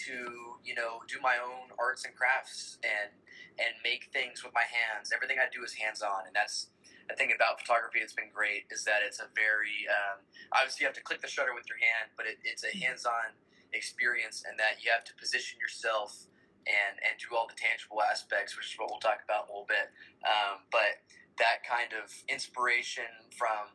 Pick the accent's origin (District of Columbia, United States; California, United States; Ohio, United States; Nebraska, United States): California, United States; San Diego; moved away as an adult; also born or lived in Lawrence, Kansas; now in Kansas, United States; Originally, I am from San Diego, California